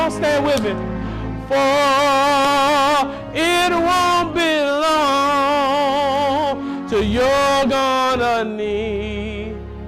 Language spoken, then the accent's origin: English; Mississippi, United States; I'm from Mississippi